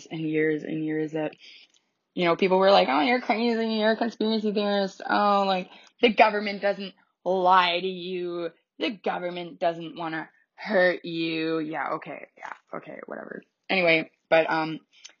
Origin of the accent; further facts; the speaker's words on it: Canada; 'cause I'm Canadian.